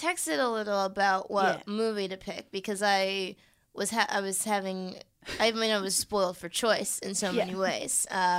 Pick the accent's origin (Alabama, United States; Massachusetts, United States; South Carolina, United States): Massachusetts, United States; Boston; moved away; I'm from Dot Rat, from Dorchester.